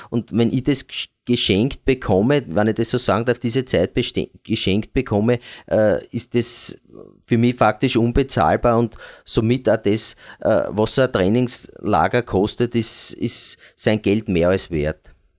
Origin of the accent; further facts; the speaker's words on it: Eastern Austria, Austria; bei uns in Ostösterreich